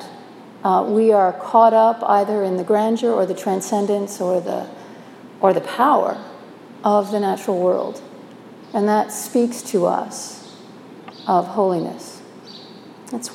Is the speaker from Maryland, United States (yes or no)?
no; New Jersey, United States; moved away; also born or lived in East Coast / Midwest / Minnesota; I was born in New Jersey, educated mostly on the East Coast, but I did spend 23 years of my adult life in the Midwest and 18 of those in Minnesota